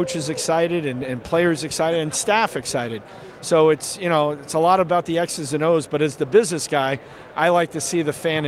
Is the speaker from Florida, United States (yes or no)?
yes; South Florida, United States; moved away as an adult; now in Tampa, United States; I grew up in South Florida